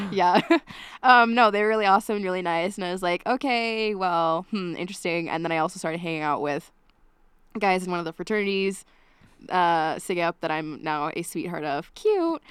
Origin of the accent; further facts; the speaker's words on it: Eden, Utah, United States; now in Logan, United States; I'm from a small town called Eden, Utah